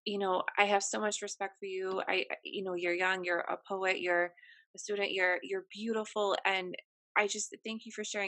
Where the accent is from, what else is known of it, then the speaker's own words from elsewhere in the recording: United States; me being American